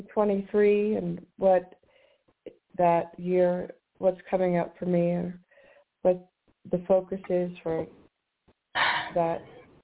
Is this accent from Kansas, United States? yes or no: no; Washington, United States; moved away; also born or lived in San Francisco; I was from Washington.